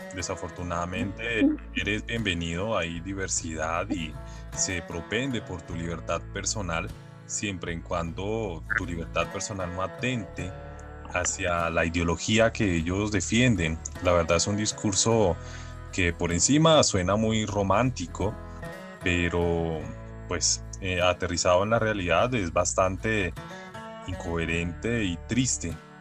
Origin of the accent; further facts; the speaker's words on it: Colombia; todos somos colombianos